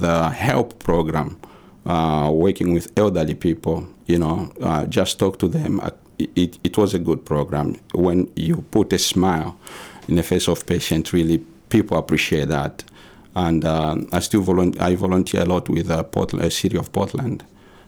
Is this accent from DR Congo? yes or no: yes; DR Congo; moved away as an adult; now in Maine, United States; we came from the Congo